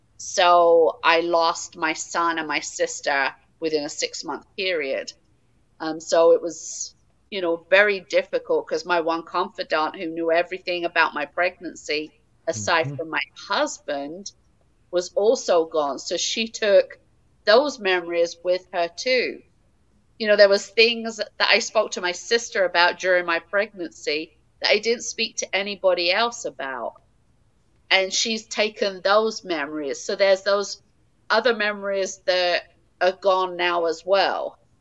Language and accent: English; England, United Kingdom; now in Wisconsin, United States; I am originally from England.